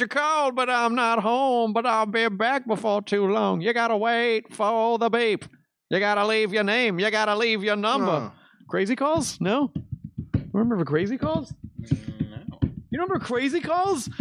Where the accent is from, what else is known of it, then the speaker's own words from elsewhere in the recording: Tennessee, United States; moved away; my Tennessee's my home state